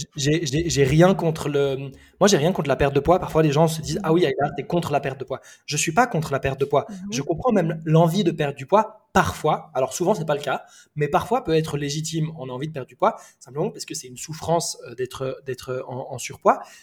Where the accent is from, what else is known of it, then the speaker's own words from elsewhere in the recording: Switzerland; also born or lived in Lebanon; now in Bali, Indonesia; Je suis né euh, au Liban, j'ai grandi en Suisse et aujourd'hui je vis à Bali